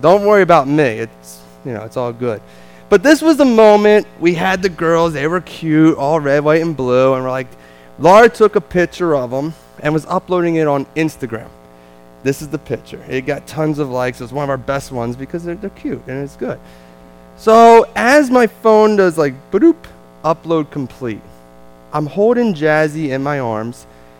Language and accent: English; New Jersey, United States; accent: Jersey; also born or lived in Dominican Republic; I know it might be tough to put up with my Jersey accent, but it is. I can't change it.